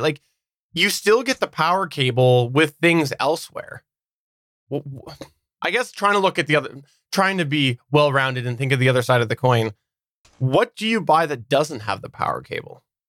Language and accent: English; Canada; as a Canadian, you know, the schools like to preach that.